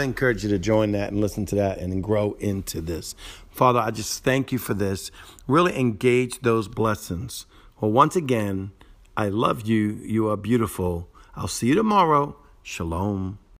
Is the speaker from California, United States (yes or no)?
no; Cajun, Louisiana, United States; I'm broken Cajun, not Jewish